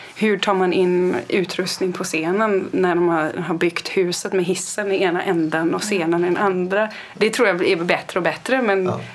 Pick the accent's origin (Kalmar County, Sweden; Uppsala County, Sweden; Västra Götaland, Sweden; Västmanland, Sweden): Kalmar County, Sweden; jag är uppväxt på landsbygden på Öland